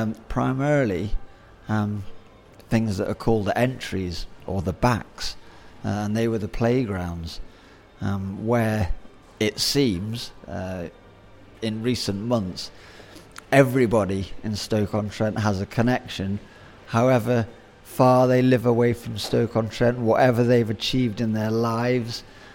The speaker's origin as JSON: {"language": "English", "country": "Zimbabwe", "tie": "born there", "said": "My parents left the UK to go and work overseas, and I was born in Rhodesia. And I came over here every 3 years for the family holiday."}